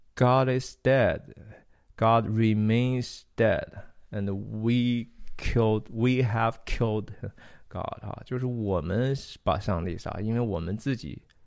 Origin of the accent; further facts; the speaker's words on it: Taiyuan, Shanxi, China; 我小时候在山西太原长大的